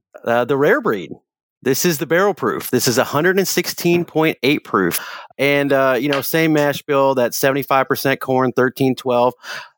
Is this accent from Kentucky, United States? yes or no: yes; Kentucky, United States; I'm born and raised in Kentucky and I support Kentucky.